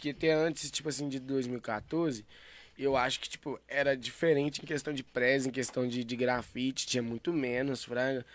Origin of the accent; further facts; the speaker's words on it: Santa Luzia, Minas Gerais, Brazil; Eu não sou de Belo Horizonte, tá ligado? Eu sou de Santa Luzia